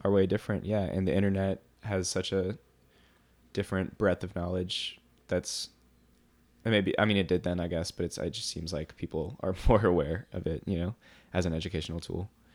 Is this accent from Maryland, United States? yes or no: no; New Orleans, Louisiana, United States; now in Durham, United States; I grew up in New Orleans